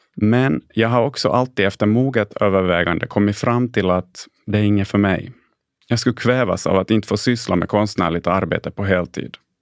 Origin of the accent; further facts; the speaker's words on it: Jakobstad, Ostrobothnia, Finland; first language Swedish; moved away as an adult; also born or lived in Stockholm; i lilla Jakobstad där jag föddes och växte upp i en enspråkigt svensk familj.